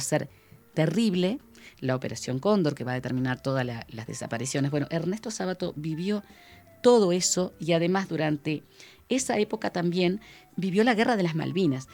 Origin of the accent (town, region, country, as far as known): Uruguay